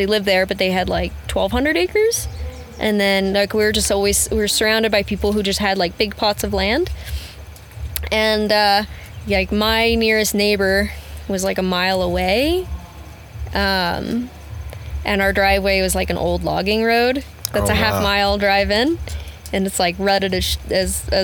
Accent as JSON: {"language": "English", "region": "Kentucky", "country": "United States", "tie": "born or raised there", "also_born_or_lived": "Moab, Utah", "moved": "as an adult", "said": "I grew up in Kentucky. I'm born and raised in Kentucky."}